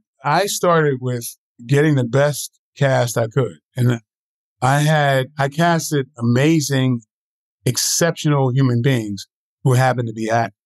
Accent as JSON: {"language": "English", "town": "Batesburg-Leesville", "region": "South Carolina", "country": "United States", "tie": "born or raised there", "said": "Growing up in Columbia, Leesville in Batesburg, South Carolina."}